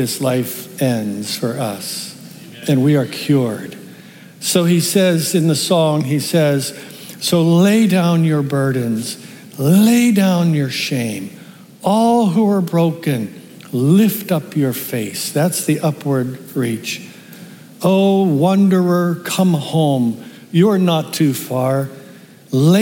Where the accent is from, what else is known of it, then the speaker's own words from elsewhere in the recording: Pittsburgh, Pennsylvania, United States; I'm from Pittsburgh